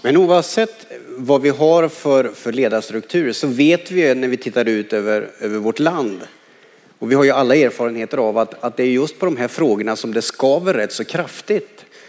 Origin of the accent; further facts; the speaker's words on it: Karlskoga, Örebro County, Sweden; när jag växte upp i Karlskoga